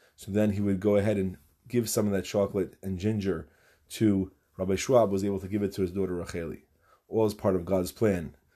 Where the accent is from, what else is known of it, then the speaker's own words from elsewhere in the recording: New York City, New York, United States; In my town where I grew up in Far Rockaway, New York